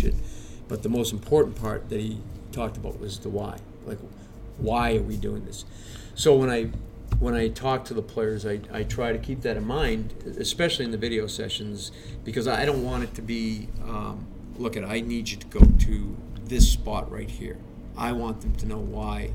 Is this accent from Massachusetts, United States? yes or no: yes; Easton, Massachusetts, United States; also born or lived in Brockton; I grew up in Easton.